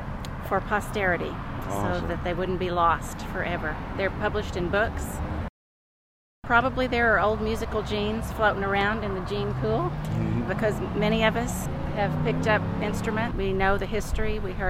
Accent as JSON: {"language": "English", "town": "Meridian", "region": "Texas", "country": "United States", "tie": "born or raised there", "moved": "yes", "lives_now": "San Angelo, United States", "said": "from San Angelo, Texas, and I was born in Meridian."}